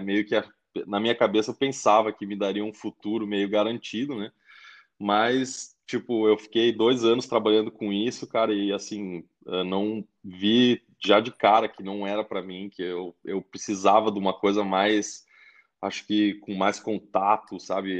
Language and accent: Portuguese; Caxias do Sul, Rio Grande do Sul, Brazil; moved away as an adult; also born or lived in Brisbane, Australia; now in Adelaide, Australia; eu sou de Caxias do Sul, né? Uma cidade no uh, Rio Grande do Sul